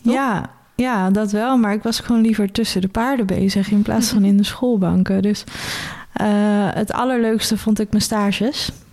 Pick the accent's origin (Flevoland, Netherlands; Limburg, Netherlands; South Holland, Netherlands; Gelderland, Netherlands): South Holland, Netherlands; Benthuizen; also born or lived in Zoeterwoude; Ik ben opgegroeid of geboren in Benthuizen